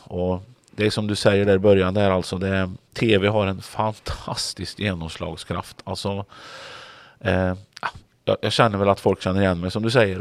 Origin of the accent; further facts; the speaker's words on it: Grums, Värmland, Sweden; now in Kungälv, Sweden; drev bilverkstad hemma i Grums och körde rally eh, när jag växte upp